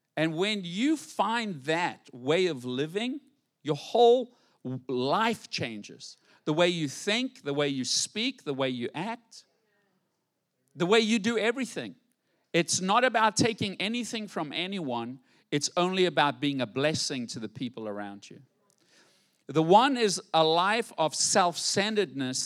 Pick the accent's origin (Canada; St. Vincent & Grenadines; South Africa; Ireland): South Africa; White City; moved away as an adult; now in Fort Pierce, United States; I grew up in White City and we live in White City. How do you go from White City, South Africa to White City, Fort Pierce?